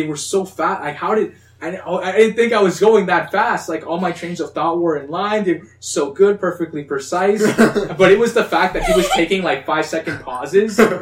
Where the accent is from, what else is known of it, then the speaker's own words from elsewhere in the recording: Canada; we're two Latin brothers